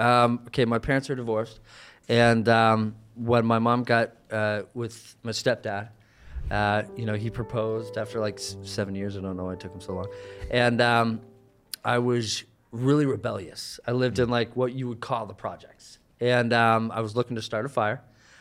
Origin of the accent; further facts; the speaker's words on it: Canada; And you know, just because I'm from Canada doesn't mean that I'm French, eh?